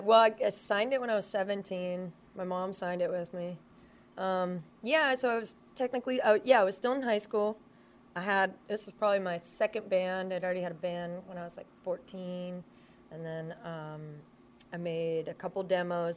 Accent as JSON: {"language": "English", "region": "Washington", "country": "United States", "tie": "born or raised there", "moved": "as an adult", "lives_now": "Los Angeles, United States", "said": "I grew up in Washington State"}